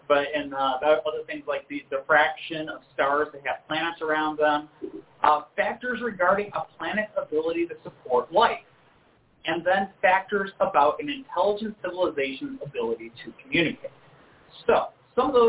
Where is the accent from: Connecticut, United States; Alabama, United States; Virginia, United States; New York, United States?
New York, United States; Rochester; the University of Rochester, my hometown.